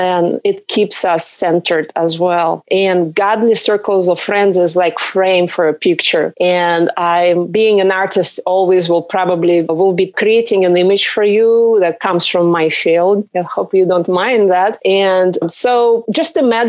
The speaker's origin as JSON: {"language": "English", "country": "Russia", "second_language": "English", "moved": "yes", "lives_now": "Southern California, United States", "said": "originally I came from Russia. I live in Southern California right now."}